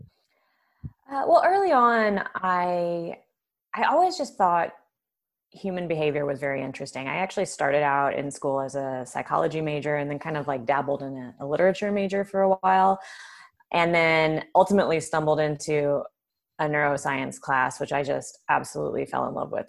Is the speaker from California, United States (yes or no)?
yes; Southern California, United States; I grew up in Southern California during the Baywatch era